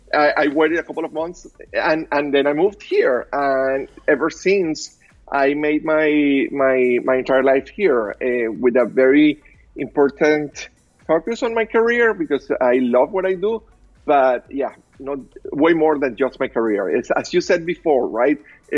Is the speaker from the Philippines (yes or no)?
no; Caracas, Capital District, Venezuela; English is a second language; moved away as an adult; also born or lived in Miami, United States; now in Los Angeles, United States; I'm originally from Caracas, Venezuela. I moved to the United States 24 years ago, almost 25 years ago.